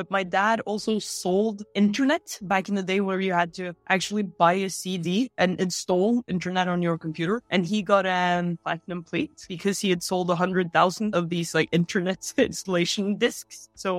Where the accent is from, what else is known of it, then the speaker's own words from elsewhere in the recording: Oslo, Norway; Oslo, Norway.